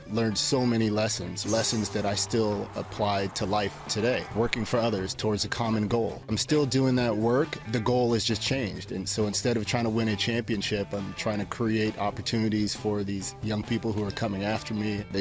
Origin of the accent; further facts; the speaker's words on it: California, United States; I grew up in San Fernando Valley.